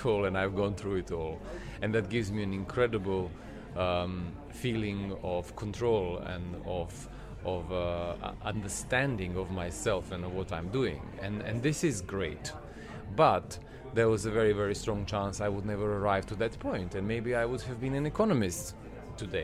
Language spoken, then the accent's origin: English; Montenegro; moved away as an adult; now in London, United Kingdom; I'm from Montenegro, which is... iconically stubborn people